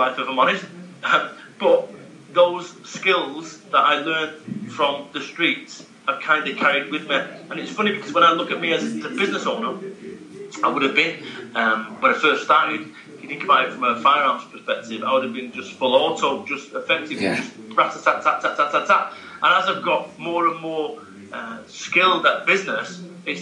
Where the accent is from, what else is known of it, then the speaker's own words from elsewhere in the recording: Salford, North West England, United Kingdom; I'm from Salford, Manchester